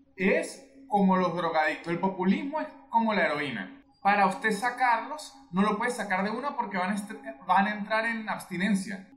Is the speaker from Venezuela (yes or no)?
yes; Venezuelan Andes, Venezuela; moved away; yo soy andino